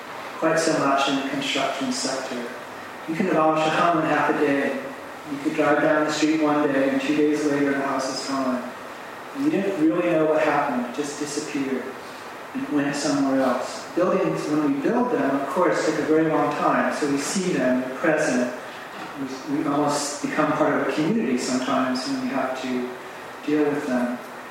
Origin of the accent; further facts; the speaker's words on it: United States; I'm American